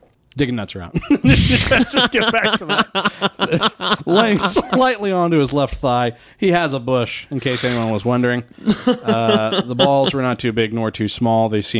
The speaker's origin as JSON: {"language": "English", "region": "Midwest", "country": "United States", "accent": "Midwestern", "said": "I can hardly do a fucking Midwestern accent, and it's my accent."}